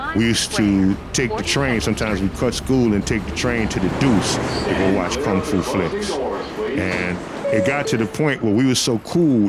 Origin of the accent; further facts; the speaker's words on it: New York City, New York, United States; Growing up in Brooklyn with my family was something that was so important to me